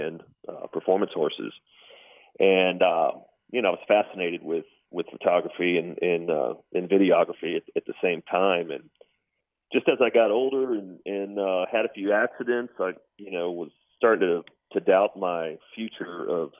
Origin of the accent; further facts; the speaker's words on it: San Antonio, Texas, United States; Born and raised in San Antonio, grew up north San Antonio, right on the edge of where the hill country started.